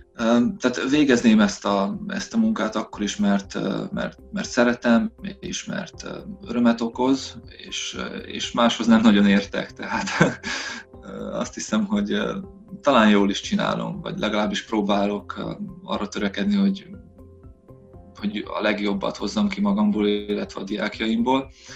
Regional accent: Săcueni, Bihor County, Romania; moved away as an adult; also born or lived in Ciuhoi (Csokaj) / Oradea / London; now in Zalău, Romania; Székely Idon, eh, eh, nőttem fel, tehát, eh, az anyai nagyszüleimnél, eh, éltünk másodikos koromig

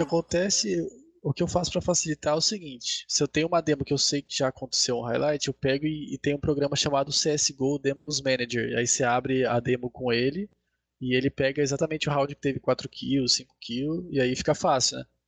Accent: Sorocaba, São Paulo, Brazil; eu sou de Sorocaba também

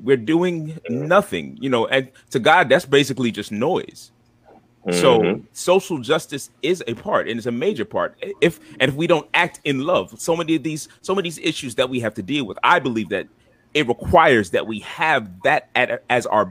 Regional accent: Jamaica; now in United States; I was born in Jamaica.

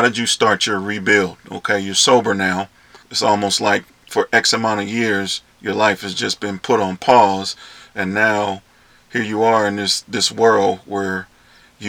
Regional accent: the Bay Area, California, United States; I'm from the Bay. We call it Berkeley

